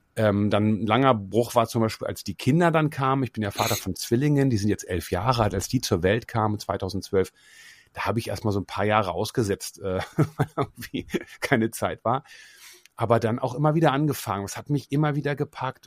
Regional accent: Osterode am Harz, Lower Saxony, Germany; Ich komme ja aus Osterode am Harz, das ist eine kleine Stadt in Niedersachsen

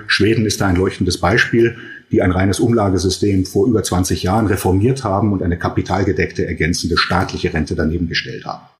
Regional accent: Germany; bei uns in Deutschland

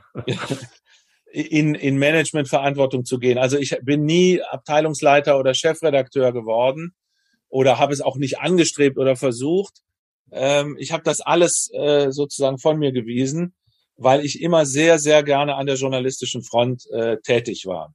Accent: Germany; moved away; also born or lived in United States; als Deutsche

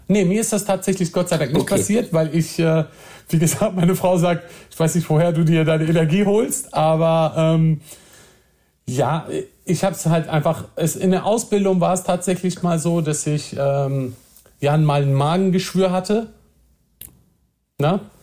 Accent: Nordhorn, Lower Saxony, Germany; moved away as an adult; also born or lived in Osnabrück; now in Berlin, Germany; wir haben äh, in Nordhorn gewohnt. Das ist so eine kleine, süße kleine Stadt an der holländischen Grenze. Ja. Und äh, dort bin ich zur Schule gegangen, dort bin ich groß geworden

